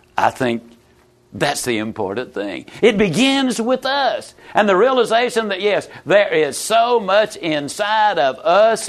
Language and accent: English; Yazoo City, Mississippi, United States; also born or lived in Lower Alabama; I was raised in Yazoo City, Mississippi